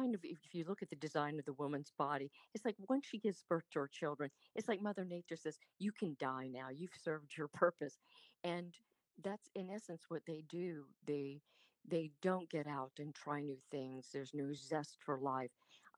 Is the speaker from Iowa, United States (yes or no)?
yes; Des Moines, Iowa, United States; accent: Southern; also born or lived in Richmond, United States / North Carolina, United States / New Jersey, United States; So I was born in Richmond. Born in Richmond, and then we lived in North Carolina, New Jersey, and then dad relocated. He became a Marine recruiter and moved to Des Moines, Iowa. So I lost my Southern accent there.